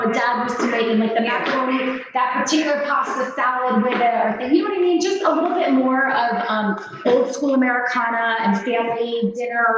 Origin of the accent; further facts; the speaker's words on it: Catskill, New York, United States; I grew up in the town of Catskill itself